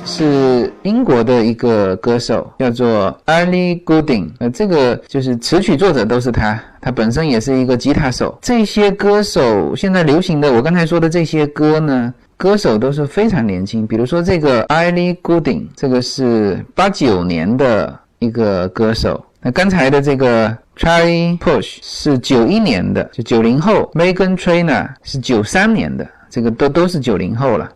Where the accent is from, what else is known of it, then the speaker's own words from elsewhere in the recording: China; now in United States; 我们中国人发音都很内敛